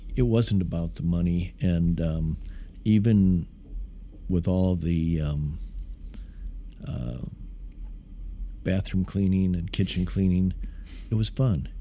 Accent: Midwest, United States; now in Dallas, United States; it was a great great town to grow up in. Uh, I think I love the Midwest values. I love uh, being from there.

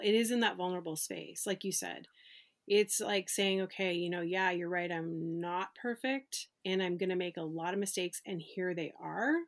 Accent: Canada; when I was growing up bowling in Canada, 'cause I'm from Canada

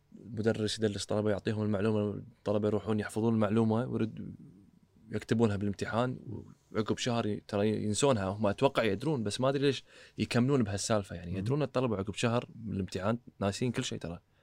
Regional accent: Kuwait; احنا كويتيين

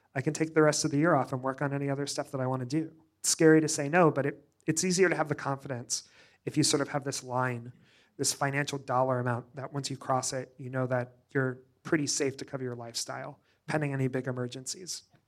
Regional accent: Joplin, Missouri, United States; moved away; also born or lived in New York / Springfield, Missouri; I grew up in a small town in Southwest Missouri called Joplin, Missouri.

